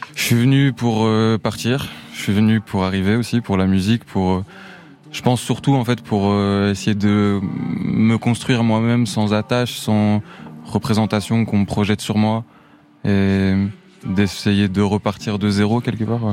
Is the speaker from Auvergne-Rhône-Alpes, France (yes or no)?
no; Sochaux, Bourgogne-Franche-Comté, France; also born or lived in Montenegro; je suis parti de Besançon, en tout cas de la région, de Sochaux